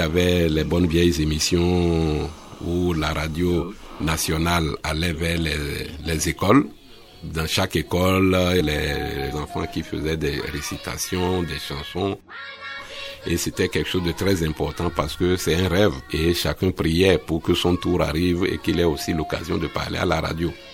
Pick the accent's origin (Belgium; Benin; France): Benin; Bembéréké, Borgou; moved away; chez moi à Bembereke, au village.